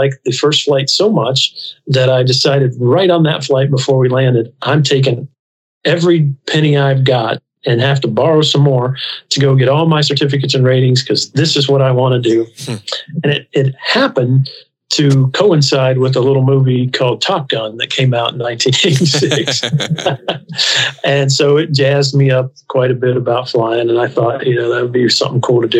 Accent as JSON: {"language": "English", "town": "Huntington", "region": "West Virginia", "country": "United States", "tie": "born or raised there", "also_born_or_lived": "Nashville", "said": "I was born in Nashville, Kentucky, grew up in Huntington, West Virginia"}